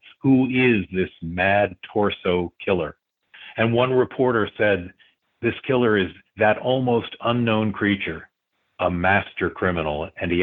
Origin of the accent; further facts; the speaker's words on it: Cleveland, Ohio, United States; I grew up in Cleveland